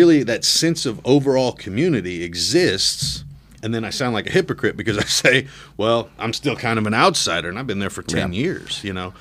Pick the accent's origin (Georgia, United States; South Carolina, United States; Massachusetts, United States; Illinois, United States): Illinois, United States; Peoria; also born or lived in Nevada; now in Mississippi, United States; I grew up in the south end of Peoria